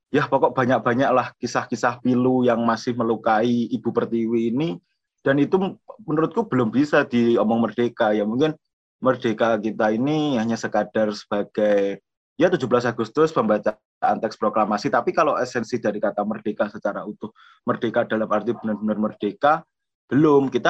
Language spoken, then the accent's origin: Indonesian; Madiun, East Java, Indonesia; now in Jember, Indonesia; aku asli Madiun dan kebetulan aku kuliah di Jember, aku di FISIP jurusan sosiologi.